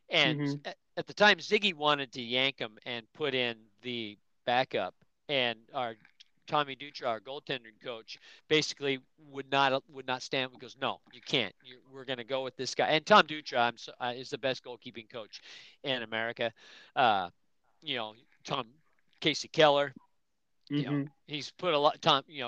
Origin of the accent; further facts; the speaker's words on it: England, United Kingdom; I mean, I like Celtic just because I'm English, and actually Scottish.